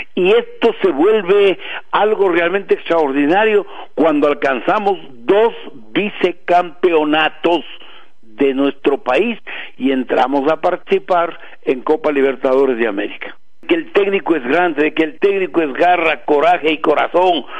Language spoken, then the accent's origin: Spanish; Tungurahua, Ecuador; en nuestra provincia de Tunguragua